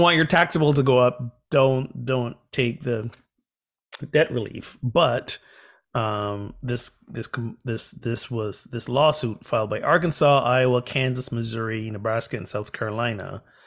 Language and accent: English; Barbados; my home country, Barbados